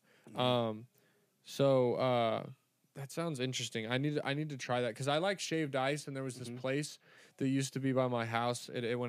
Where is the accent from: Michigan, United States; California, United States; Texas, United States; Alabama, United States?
California, United States; I just call it Jaeger because I'm 23 from California and I talk like a jackass.